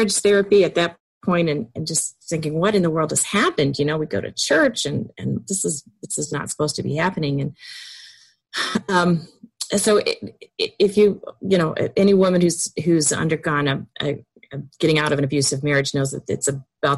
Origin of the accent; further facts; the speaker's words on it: downstate Illinois, United States; also born or lived in Chicago suburbs, Illinois; I'm from Illinois. Born and raised in downstate Illinois in the middle of the cornfields